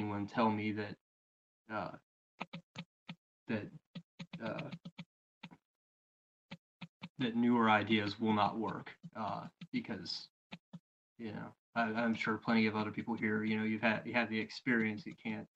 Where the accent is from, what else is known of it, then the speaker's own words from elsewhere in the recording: Maryland, United States; also born or lived in Eugene, Oregon; now in Pennsylvania, United States; I'm from Maryland, live in Pennsylvania